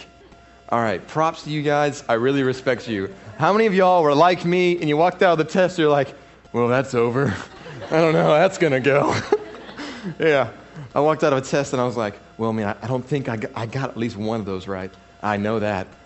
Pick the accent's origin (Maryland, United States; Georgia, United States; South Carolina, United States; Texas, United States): Texas, United States; Fort Worth; I was born in Fort Worth. I was born in the DFW. I would call my area semi-hood